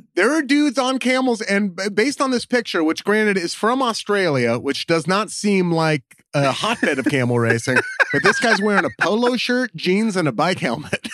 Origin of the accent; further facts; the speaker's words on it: Oregon, United States; I'm from Oregon